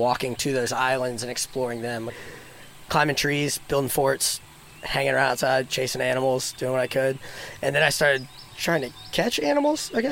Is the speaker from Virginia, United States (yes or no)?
yes; Sedley, Virginia, United States; So I grew up in Sedley, Virginia. It's a teeny tiny little town in the Tidewater area